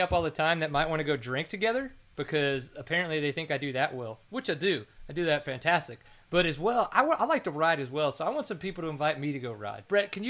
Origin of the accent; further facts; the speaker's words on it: Louisiana, United States; now in Texas, United States; I'm from Louisiana originally